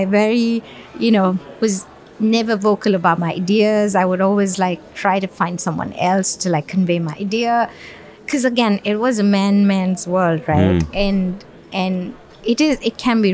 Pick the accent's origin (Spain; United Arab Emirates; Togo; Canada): United Arab Emirates; Dubai; also born or lived in Bangalore, India; I was born and raised in Dubai.